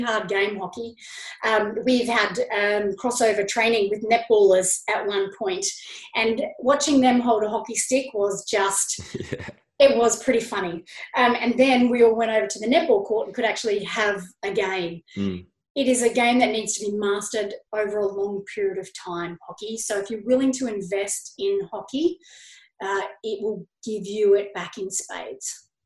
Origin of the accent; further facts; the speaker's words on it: Canberra, Australian Capital Territory, Australia; now in Sydney, Australia; when I was growing up in Canberra